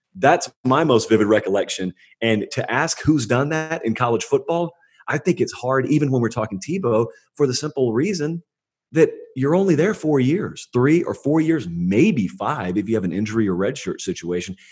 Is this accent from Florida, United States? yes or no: no; Georgia, United States; where I grew up in Georgia, but bordering on Alabama